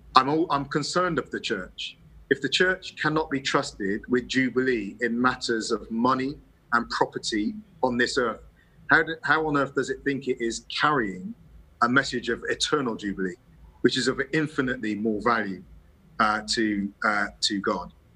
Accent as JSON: {"language": "English", "region": "England", "country": "United Kingdom", "said": "you see me as English"}